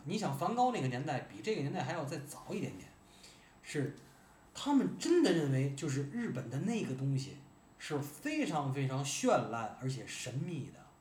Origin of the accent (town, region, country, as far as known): Tianjin, China